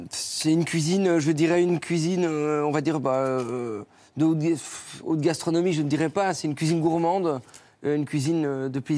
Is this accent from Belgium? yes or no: yes; Belgium; Moi, je suis belge, donc moi, j'avoue que d'ouvrir notre friterie, je dirais pas non.